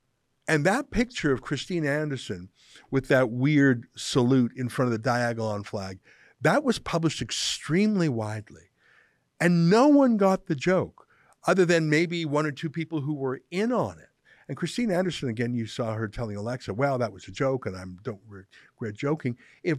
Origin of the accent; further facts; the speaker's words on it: Cuba; now in Canada; I'm originally from Cuba, and many of my fellow Cuban Canadians seem to expect a 180-degree foreign policy change toward the Cuban regime.